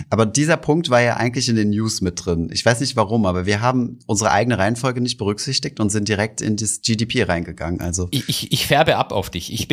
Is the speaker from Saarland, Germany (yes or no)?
yes; Saarbrücken, Saarland, Germany; In, in meiner Heimat.